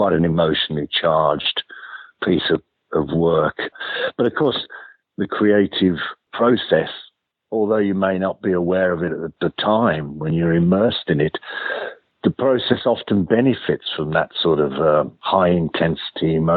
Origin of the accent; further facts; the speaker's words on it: Birmingham, West Midlands, United Kingdom; moved away as an adult; also born or lived in London; I was a massive fan of … back in my hometown of Birmingham